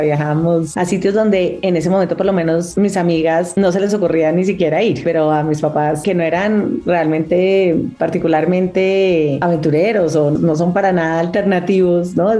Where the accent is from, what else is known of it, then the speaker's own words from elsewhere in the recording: Colombia; also born or lived in Boston / New York; soy una periodista de Colombia